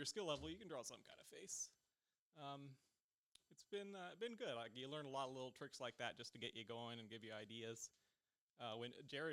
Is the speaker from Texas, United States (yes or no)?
no; West Virginia, United States; moved away as an adult; now in Knoxville, United States; I've lived in Knoxville the past 5 years. Originally, I'm from West Virginia